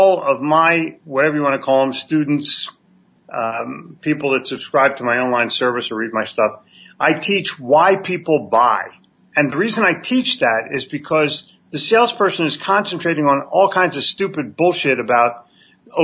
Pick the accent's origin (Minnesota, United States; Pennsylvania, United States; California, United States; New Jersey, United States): Pennsylvania, United States; Philadelphia; I'm from Philly